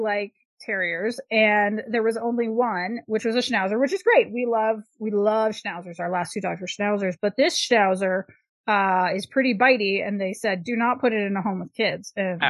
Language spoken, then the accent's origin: English; Canada; I'm a Canadian.